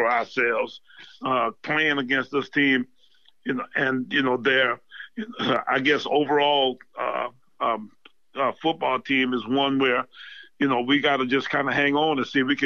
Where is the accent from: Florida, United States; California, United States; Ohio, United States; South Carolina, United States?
South Carolina, United States; Orangeburg; I'm actually from Orangeburg, or right in the country, right outside of Orangeburg